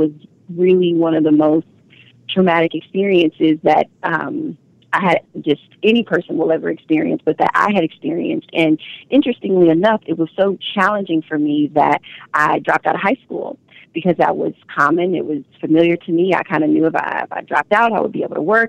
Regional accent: Omaha, Nebraska, United States; I'm from Omaha

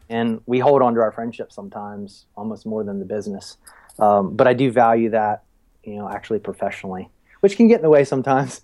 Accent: Frederick, Maryland, United States; moved away as an adult; also born or lived in Outer Banks, North Carolina / Baltimore, Maryland; I, I, grew up in in Maryland, uh, right outside of Washington D.C. in a little town called Frederick. And uh, yeah, 18 years I lived there

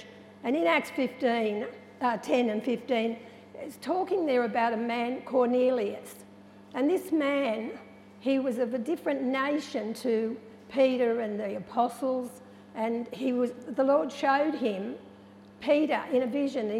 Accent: Narrandera, New South Wales, Australia; growing up in Narendra and being a part of an Aboriginal community

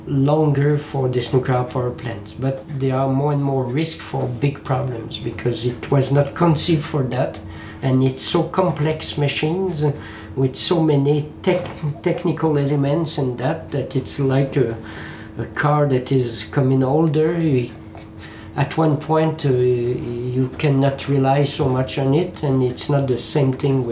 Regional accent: Quebec, Canada; English is a second language; now in France; Quebec, my native country, because I live in France since 20 years, but I'm native from Quebec, Canada

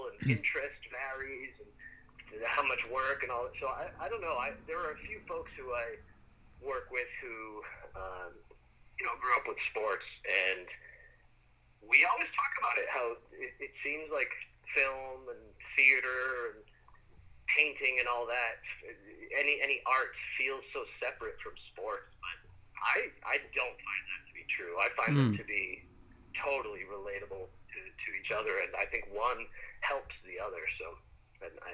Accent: New England, United States; I'm from New England

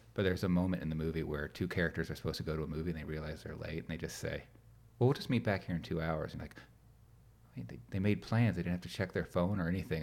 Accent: Gwinnett County, Georgia, United States; I grew up further out in Gwinnett where it was literally all farms around us when we moved

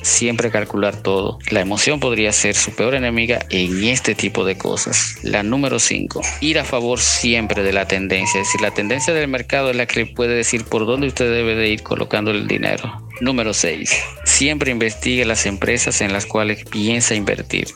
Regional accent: Santiago de los Caballeros, Santiago, Dominican Republic; moved away; dominicano, específicamente de Santiago

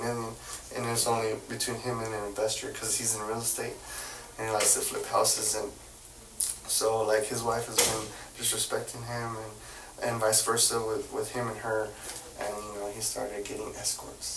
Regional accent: Fort Worth, Texas, United States; also born or lived in Dallas; I was born and raised in Fort Worth, so going to Dallas was like a different, it's a way different world

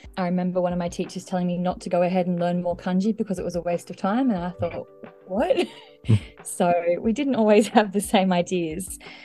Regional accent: Australia; I was born and raised in Australia from a completely monolingual, monocultural Anglo family

